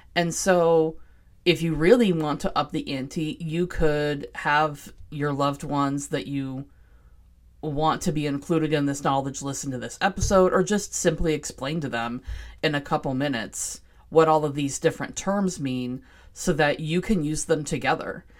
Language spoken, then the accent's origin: English; Seattle, Washington, United States; I was born and raised in Seattle